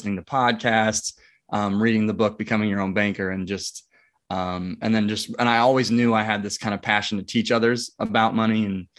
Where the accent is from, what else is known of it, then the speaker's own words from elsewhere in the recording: Omaha, Nebraska, United States; Yeah, I'm from Omaha, Nebraska, born and raised, have a wife, two kids.